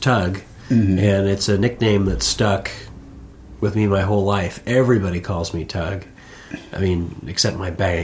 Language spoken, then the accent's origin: English; Warm Beach, Washington, United States; moved away as an adult; also born or lived in Maine / Southern California / Sioux City, Iowa; I was raised in Warm Beach, Washington, as you pointed out, near Stanwood